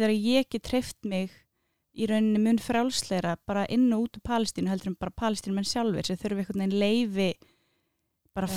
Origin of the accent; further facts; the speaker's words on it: Reykjavík, Capital Region, Iceland; Ég er úr Vesturbænum, það er svona númer kannski eitt og tvö, ekki þrjú